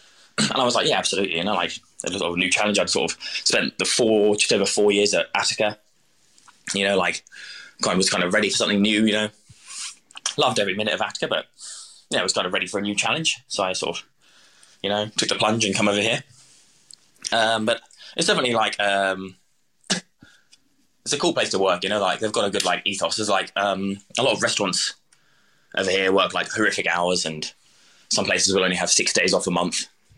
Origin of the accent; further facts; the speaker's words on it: East of England, United Kingdom; So I'm from Suffolk originally, which is kind of like the southeast coast, you know.